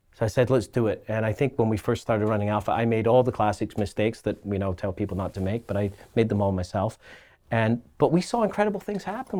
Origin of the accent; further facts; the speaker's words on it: Glasgow, Scotland, United Kingdom; now in Halifax, Canada; I grew up in Scotland, and in Scotland, uh, being a Catholic or Protestant is inherently tribal